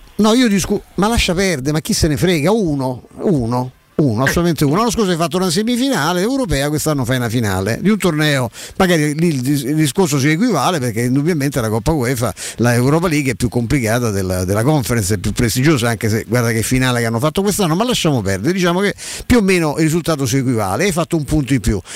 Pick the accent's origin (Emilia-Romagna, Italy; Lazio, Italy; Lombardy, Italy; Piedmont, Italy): Lazio, Italy; Rome